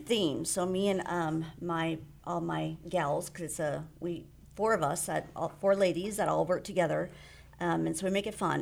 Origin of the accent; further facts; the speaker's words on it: South Florida, United States; moved away as an adult; also born or lived in The Woodlands, Texas; now in Walden, United States; I am from South Florida